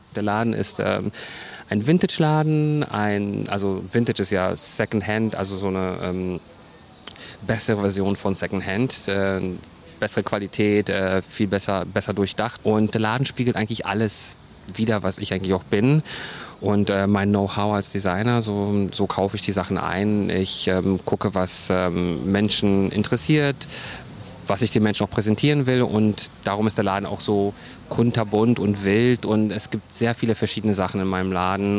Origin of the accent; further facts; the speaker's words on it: Berlin, Germany; ich komme aus dem Wedding und ähm, Neukölln